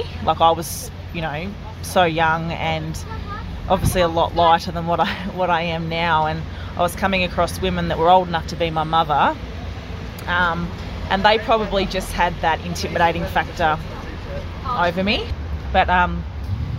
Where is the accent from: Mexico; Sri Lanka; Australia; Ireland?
Australia; Rennie, New South Wales; also born or lived in Yarrawonga; I come from Rennie, and all our family do, like, we played there